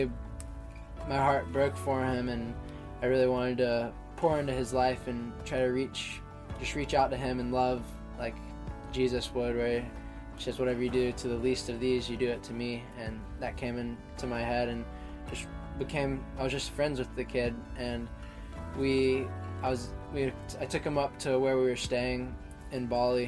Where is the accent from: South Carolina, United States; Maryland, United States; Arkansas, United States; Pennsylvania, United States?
South Carolina, United States; Myrtle Beach; also born or lived in Savannah, Georgia; I'm 19 years old from Myrtle Beach, South Carolina. I grew up in Savannah, Georgia for my first 8 years